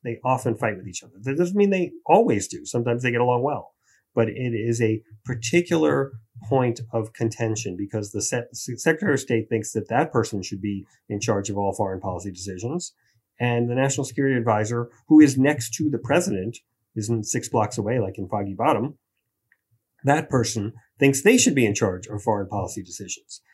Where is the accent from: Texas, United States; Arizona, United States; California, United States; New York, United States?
New York, United States; New York City; I did grow up in Queens in the nineteen seventies